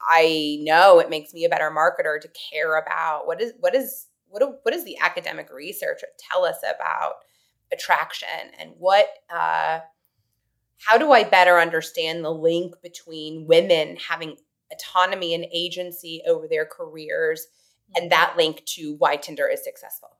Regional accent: Indiana, United States; I grew up in Indiana

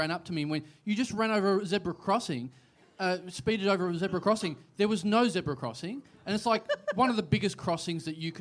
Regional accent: Maryborough, Australia; my hometown

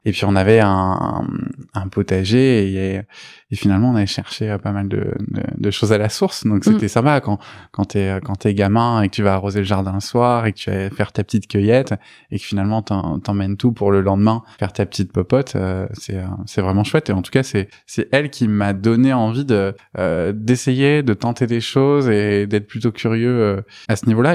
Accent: Beauvais, Hauts-de-France, France; also born or lived in Rouen, Normandy / Besançon; je suis normand, euh, je suis né à Rouen. Euh, j'y suis resté à peu près jusqu'à mes 6 ans. Mais après, j'y retourne régulièrement parce que ma, grand-mère euh, y habite. Et sinon, j'ai vécu la plupart de ma vie en, Picardie à Beauvais.

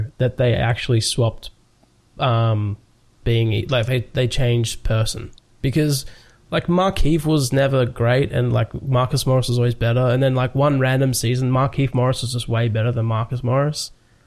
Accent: Australia

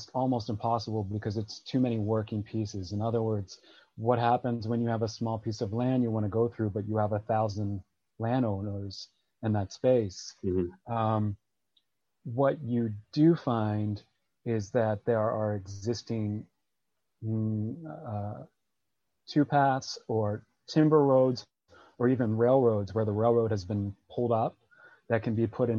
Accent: Appalachian Trail, East Coast, United States; now in Pacific Crest Trail, US West Coast; I grew up on the Appalachian Trail. I currently live on the Pacific Crest Trail

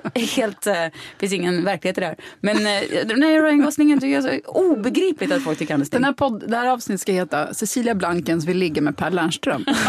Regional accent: Mariestad, Västra Götaland, Sweden; moved away

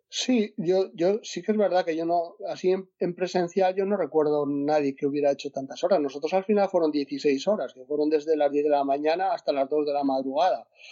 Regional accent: Asturias, Spain; yo soy de Asturias

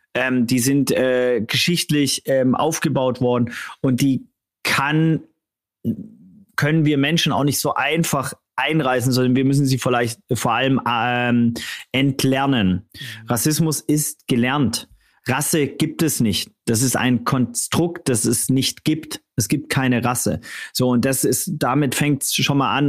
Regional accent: Swabia, Germany; ich als auch Schwabe

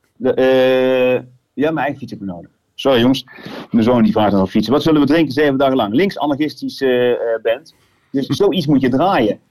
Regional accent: Gijmert, North Brabant, Netherlands; ik kom niet uit Eindhoven, ik kom uit Gijmert.

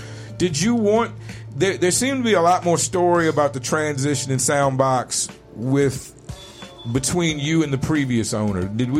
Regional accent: Richmond, Virginia, United States; I lived in Richmond, Virginia my whole life. Went to college 2 years in North Carolina.

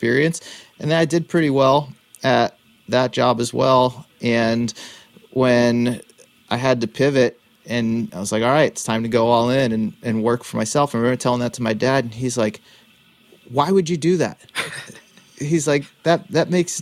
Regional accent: Worcester, Massachusetts, United States; I grew up in Worcester

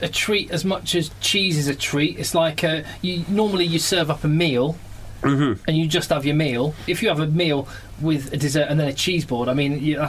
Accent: West Berkshire, South East England, United Kingdom; I was like from West Berkshire

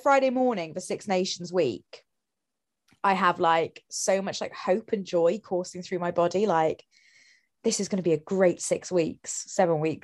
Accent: Wales, United Kingdom; being Welsh

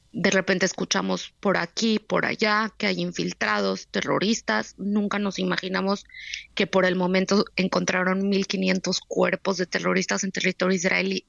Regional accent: Mexico; moved away; somos mexicanos

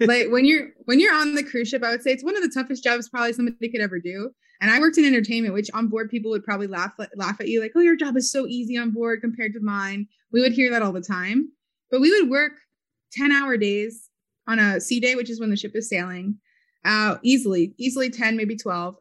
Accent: Philadelphia, Pennsylvania, United States; moved away as an adult; also born or lived in New York; I'm actually originally from Philly, from Philadelphia. I was born there.

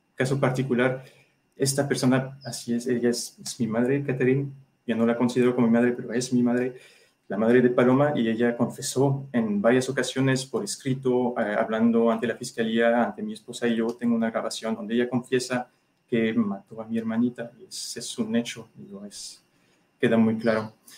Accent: France; now in Mexico; Soy ciudadano francés

